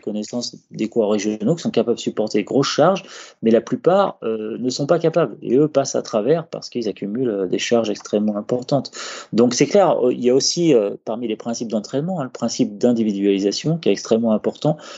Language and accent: French; France; chez nous en France